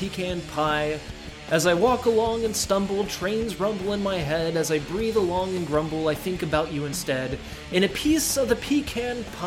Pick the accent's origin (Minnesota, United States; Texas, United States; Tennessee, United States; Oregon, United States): Texas, United States; Houston; I was from Houston